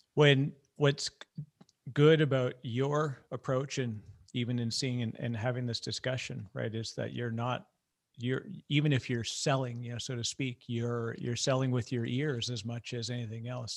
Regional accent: Canada; I'm Canadian

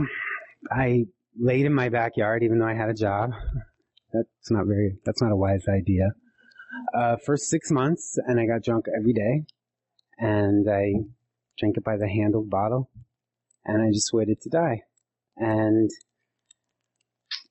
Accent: eastern Montana, United States; I was adopted to a Norwegian Anglo ranching family from eastern Montana

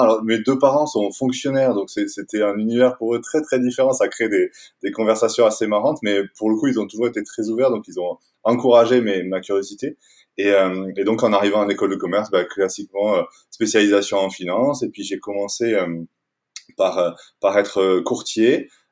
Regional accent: Toulouse, Occitania, France; moved away as an adult; also born or lived in Paris; now in Annecy, France; je suis toulousain. J'ai grandi, j'ai passé les 20 premières années de ma vie à Toulouse

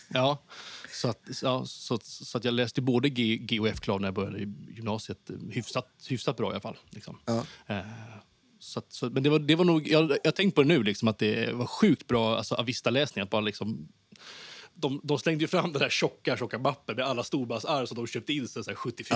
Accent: Haninge, Stockholm County, Sweden; moved away as an adult; now in Skåne, Sweden; jag, växte upp i, i Vändelsemalm

